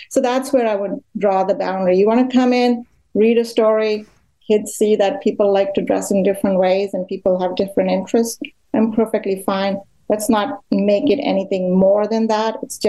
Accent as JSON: {"language": "English", "country": "India", "tie": "born or raised there", "moved": "yes", "lives_now": "Canada", "said": "I grew up in India"}